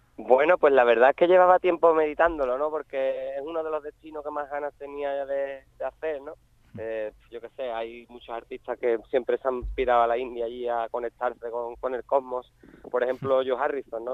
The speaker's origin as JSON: {"language": "Spanish", "town": "Jerez de la Frontera", "region": "Andalusia", "country": "Spain", "moved": "as an adult", "lives_now": "Chiclana de la Frontera, Spain", "said": "yo ya hace ya 5 o 6 años que me fui de Jerez de la frontera, me fui a, otro pueblecito que hay aquí en Cádiz, que sé que es Chiclana, de la frontera"}